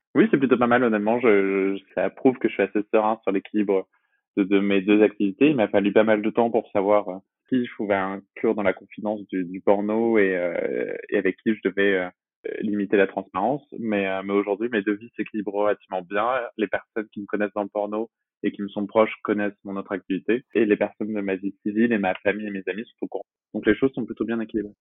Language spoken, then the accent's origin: French; Brest, Brittany, France; now in Aubervilliers, France; je suis originaire de Brest en Bretagne